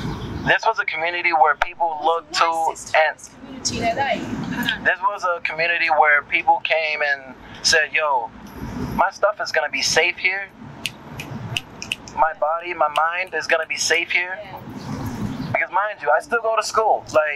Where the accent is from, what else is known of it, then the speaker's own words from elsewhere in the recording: Miami, Florida, United States; moved away as an adult; now in Los Angeles, United States; I'm from Miami, Florida. I came out here for school and music.